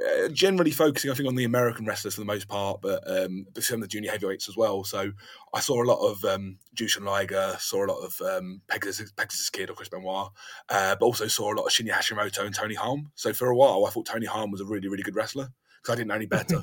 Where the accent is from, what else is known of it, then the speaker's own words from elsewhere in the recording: London, United Kingdom; now in South of England, United Kingdom; I'm actually from London originally